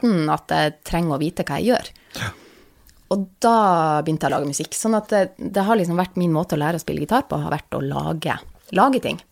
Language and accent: Norwegian; Vesterålen, Nordland, Norway; jeg kommer fra Vesterålen, og det er liksom fem kommuner